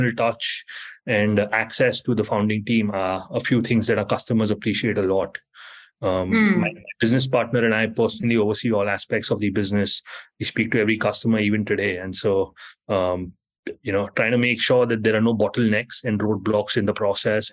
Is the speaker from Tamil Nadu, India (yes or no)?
no; Mumbai, Maharashtra, India; moved away as an adult; now in New York, United States; I was born and raised in Mumbai from India. And I moved to New York about 14 years ago.